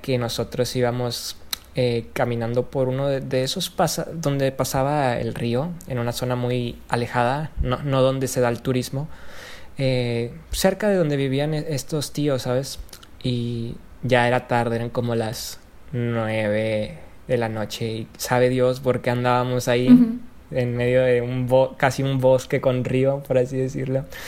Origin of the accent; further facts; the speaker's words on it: Allende, Nuevo León, Mexico; yo soy de Allende